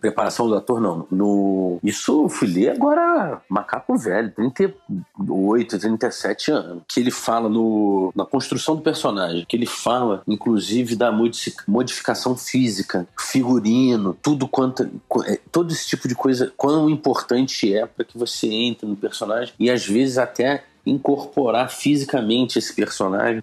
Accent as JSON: {"language": "Portuguese", "town": "Petrópolis", "region": "Rio de Janeiro", "country": "Brazil", "also_born_or_lived": "São Paulo", "moved": "yes"}